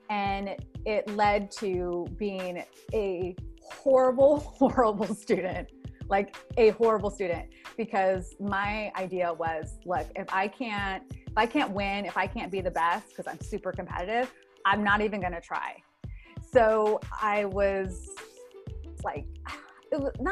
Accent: South Bay, Northern California, United States; also born or lived in Santa Cruz, California / the Valley, California; I was born and raised in Northern California. I was born in Santa Cruz, raised in the South Bay, eventually moved out to the Valley.

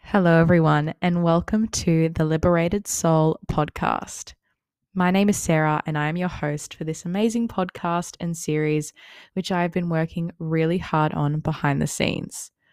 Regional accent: Wollongong, New South Wales, Australia; I'm twenty-one years old and I'm from Wollongong, New South Wales

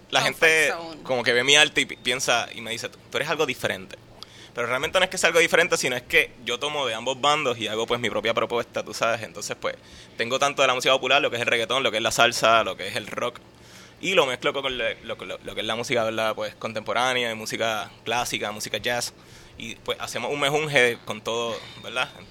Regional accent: Puerto Rico

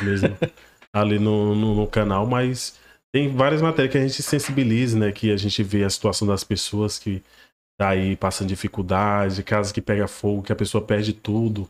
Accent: Porto Nacional, Tocantins, Brazil; Eu fui nascido e criado lá no Jardim Municipal

